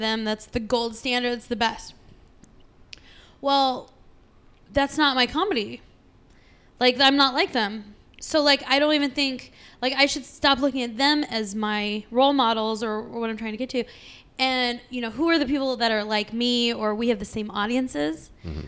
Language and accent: English; California, United States; now in Arizona, United States; growing up in the West, I'm from California, living in Arizona